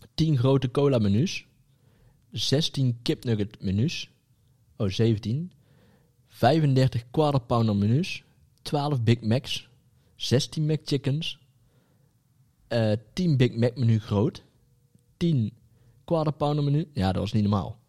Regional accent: Netherlands; Als Nederlanders.

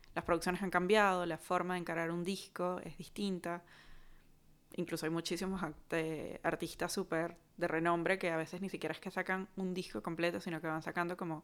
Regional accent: Caracas, Capital District, Venezuela; todos los que somos de Caracas

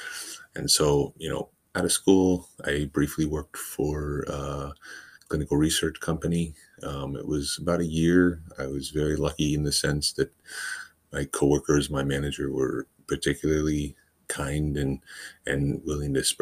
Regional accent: Washington, United States; moved away as an adult; also born or lived in California; I went to school in California for medical assisting, but I'm born and raised in Washington State, which is where I've come back to.

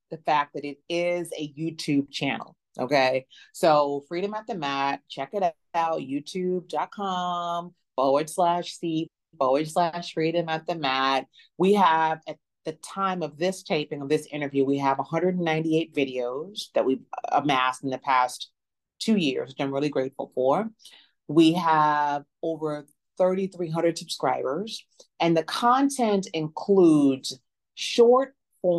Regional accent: Memphis, Tennessee, United States; moved away as an adult; now in New Orleans, United States; I'm originally from Memphis, Tennessee, and I live in New Orleans now, recently moved here about 3 years ago

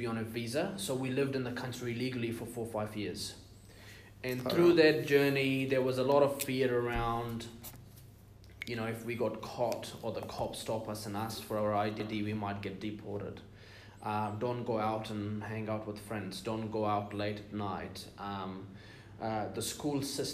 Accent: United Arab Emirates; So I'm from the UAE, which is United Arab Emirates. My parents immigrated from Iran to the UAE in the 60s. I was born and raised there.

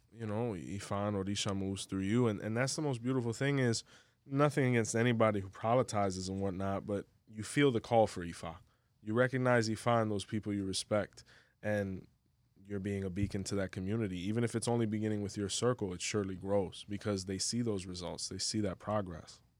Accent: Hialeah, Florida, United States; now in Orlando, United States; I'm from Hialeah

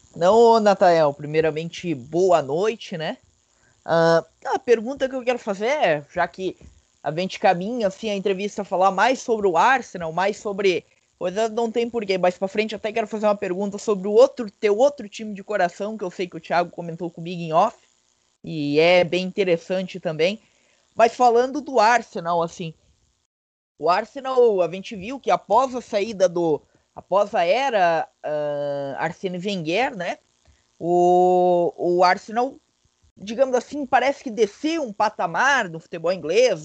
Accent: Blumenau, Santa Catarina, Brazil; Eu sou catarinense, eu sou catarinense de Blumenau

